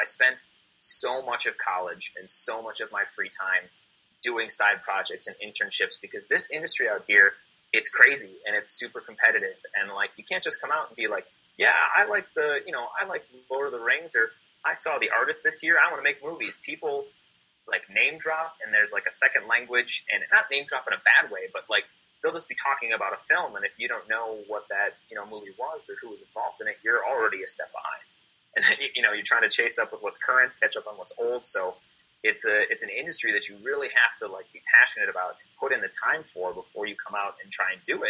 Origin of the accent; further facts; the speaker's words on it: Midwest, United States; growing up in the Midwest, I saw an article once where I think something like 75% of the people, or maybe even more, that grow up in Wisconsin stay in Wisconsin.